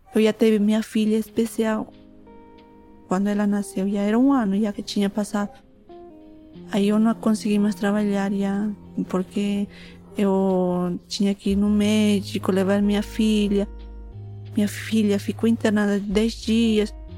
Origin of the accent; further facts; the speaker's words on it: Bolivia; Portuguese is a second language; moved away as an adult; also born or lived in Tacna, Peru; now in Brazil; Eu nasci no Tacna, Peru. Eu cresci na Bolívia. Agora estou morando no Brasil